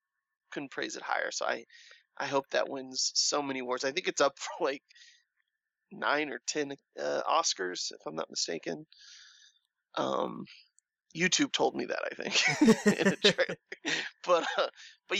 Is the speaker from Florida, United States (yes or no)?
yes; Orlando, Florida, United States; I'm from Orlando